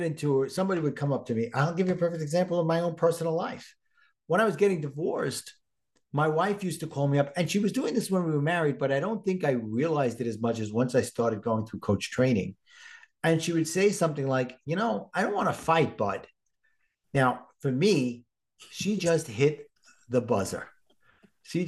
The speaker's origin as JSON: {"language": "English", "town": "New York City", "region": "New York", "country": "United States", "accent": "Brooklyn", "said": "my Brooklyn accent"}